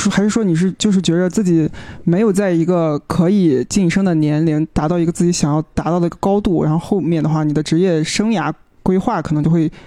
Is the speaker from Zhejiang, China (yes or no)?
no; Shandong, China; now in Hong Kong, China; 我是山东人嘛